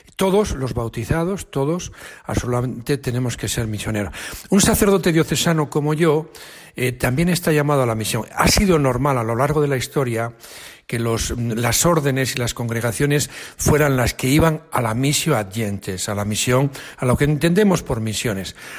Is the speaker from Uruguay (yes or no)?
no; Arnedo, La Rioja, Spain; moved away as an adult; que estudié en, el instituto de mi pueblo, en Arnedo, en La Rioja